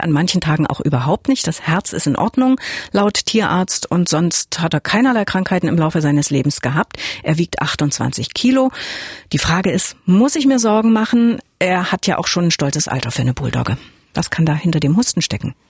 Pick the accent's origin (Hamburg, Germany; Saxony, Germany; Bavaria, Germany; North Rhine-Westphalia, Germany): Saxony, Germany; bei uns in Deutschland, in Sachsen auch